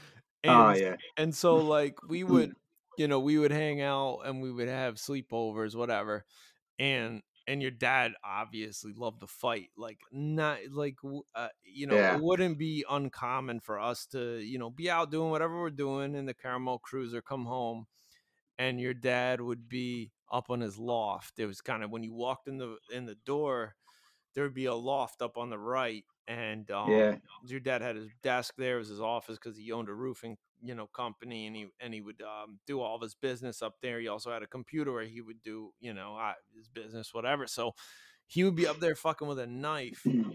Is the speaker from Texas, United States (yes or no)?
no; Stowe, Pennsylvania, United States; we're from Stowe. Pottstown area